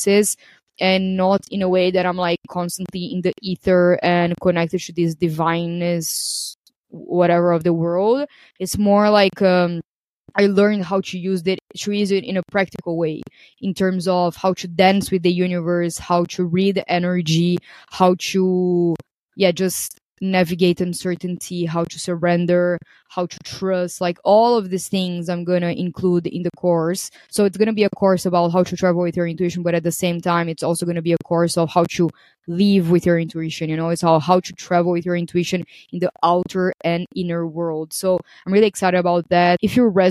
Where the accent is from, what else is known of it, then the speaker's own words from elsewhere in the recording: Brazil; moved away as an adult; also born or lived in Portugal / Greece; I am originally from Brazil